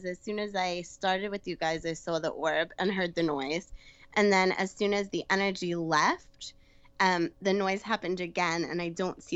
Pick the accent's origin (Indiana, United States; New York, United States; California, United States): New York, United States; accent: Brooklyn; I'm from New York